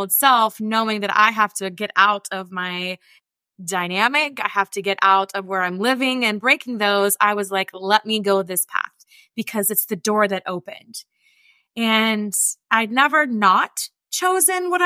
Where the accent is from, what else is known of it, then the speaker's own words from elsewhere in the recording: rural West Virginia, United States; accent: twang; I grew up in poverty and I grew up in West Virginia